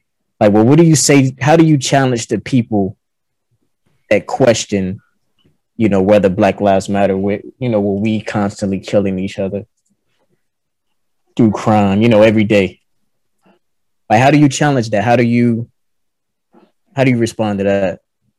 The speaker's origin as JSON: {"language": "English", "region": "Maryland", "country": "United States", "said": "I'm from Maryland. I live in Maryland now."}